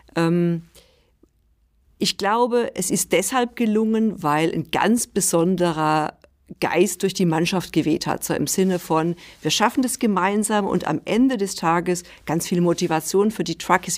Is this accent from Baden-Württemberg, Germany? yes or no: no; Rhineland-Palatinate, Germany; also born or lived in near Stuttgart; now in Stuttgart, Germany; ich bin äh, in der Pfalz geboren